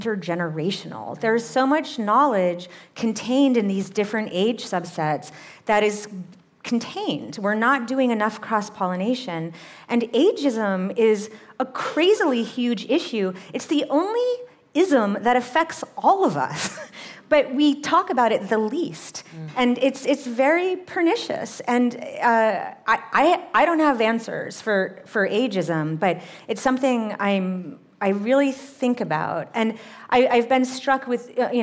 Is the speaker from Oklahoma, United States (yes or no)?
no; Massachusetts, United States; my hometown in Massachusetts